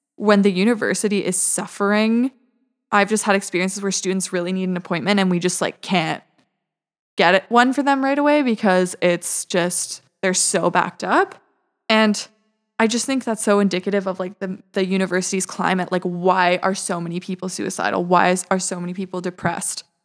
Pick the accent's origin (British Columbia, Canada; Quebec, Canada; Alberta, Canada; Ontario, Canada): British Columbia, Canada; Vancouver; moved away as an adult; now in Montreal, Canada; I grew up in Vancouver, British Columbia